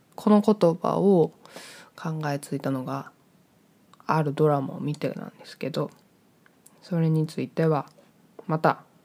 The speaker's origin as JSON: {"language": "Japanese", "region": "Hyogo", "country": "Japan", "tie": "born or raised there", "also_born_or_lived": "Hokkaido", "said": "北海道生まれ兵庫県育ちの23歳の人間です"}